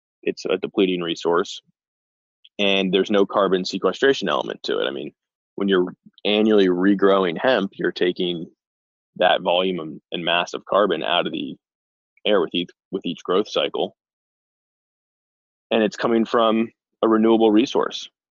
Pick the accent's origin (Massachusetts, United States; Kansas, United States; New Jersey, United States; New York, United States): New Jersey, United States; Short Hills; born or raised there; moved away as an adult; also born or lived in Morristown, New Jersey; now in Idaho, United States